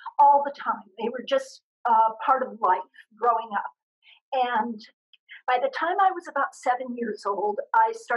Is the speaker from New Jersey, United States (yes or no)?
no; Scottsdale, Arizona, United States; I grew up in a very, very small town, which is now a big city. It was Scottsdale, Arizona.